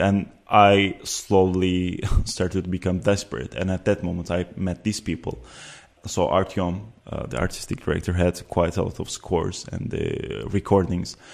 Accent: Antalya, Turkey; moved away as an adult; also born or lived in Ankara, Turkey / Uzbekistan / Amsterdam, Netherlands; now in The Hague, Netherlands; at the age of eight, we moved with my family to Antalya, which is a southern city, very touristic. Many people know about it. And I lived there until the age of 18

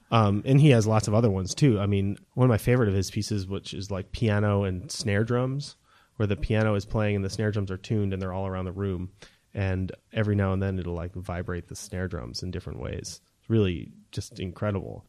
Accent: New Hampshire, United States; moved away as an adult; also born or lived in California / Texas; growing up in New Hampshire

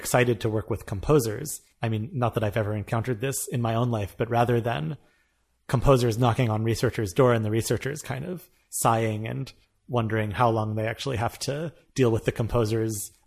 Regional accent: United States; moved away; as an American

